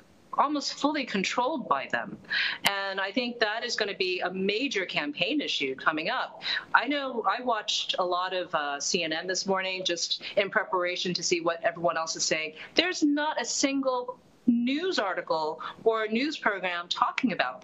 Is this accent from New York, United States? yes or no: yes; New York City, New York, United States; I'm an American, Chinese American, born in Queens, New York